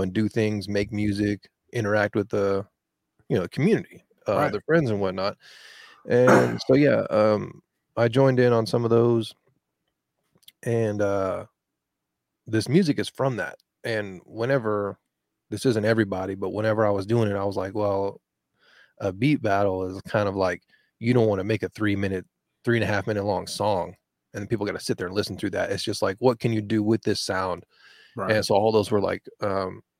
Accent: Texas, United States; as a Texan

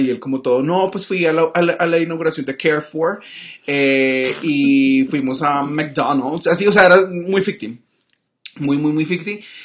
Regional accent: Cali, Valle del Cauca, Colombia; los tres éramos de Cali, somos de Cali

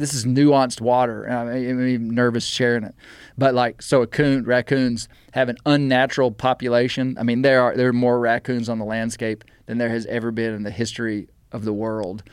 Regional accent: Mena, Arkansas, United States; I was raised in the Washita Mountains. I now live in the Ozark Mountains

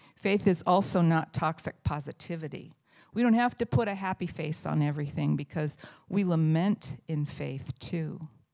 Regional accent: Indiana, United States; moved away as an adult; I moved here from Indiana, from the county where I was born and raised

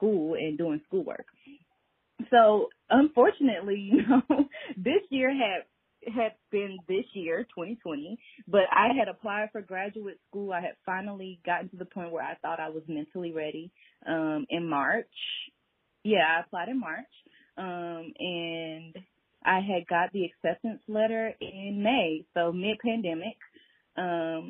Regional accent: Atlanta, Georgia, United States; I am born and raised in Atlanta

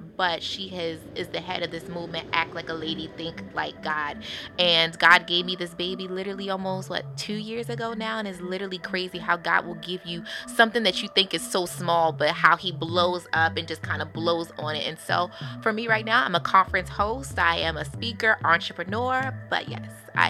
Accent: Baltimore, Maryland, United States

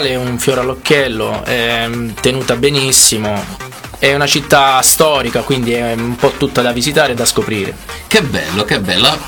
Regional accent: Acquaviva delle Fonti, Apulia, Italy; Acquaviva delle Fonti, una cittadina all'interno del, del Barese, a due passi dalla Murgia immersa nei bellissimi colori dei paesaggi pugliesi

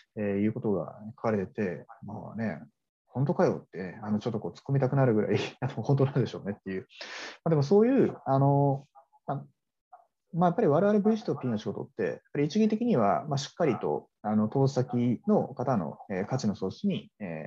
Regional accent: Hiroshima, Japan; 私の地元出身地である広島県広島市

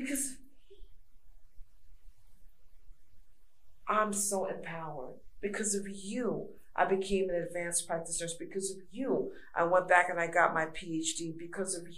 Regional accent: New York City, New York, United States; moved away; also born or lived in Georgia; I'm from New York. I give them the New York talk, raw, Brooklyn, New York, raw

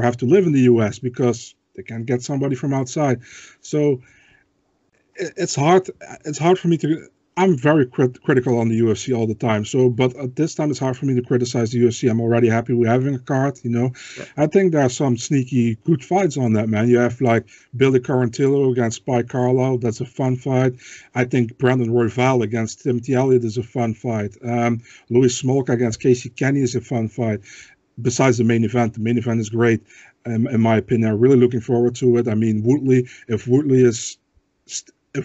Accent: Netherlands; English is a second language; I'm from the Netherlands

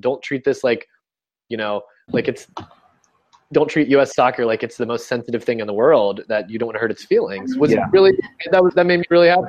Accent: United States; as an American guy who's lived here my whole life

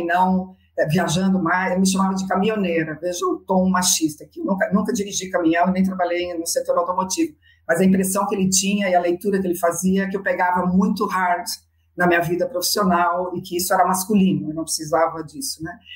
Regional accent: Brazil

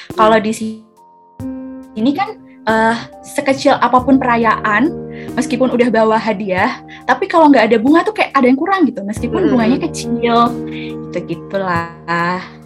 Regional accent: Blora, Central Java, Indonesia; moved away; also born or lived in Malang / Semarang; aku asalnya dari Blora Jawa Tengah

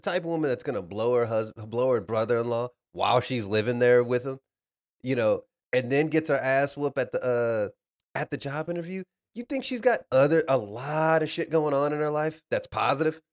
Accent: Dallas, Texas, United States; I'm from Dallas

